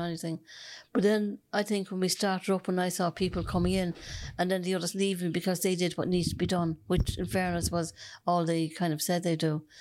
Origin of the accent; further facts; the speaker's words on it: Dublin, Leinster, Ireland; now in Cork, Ireland; I'm originally from Dublin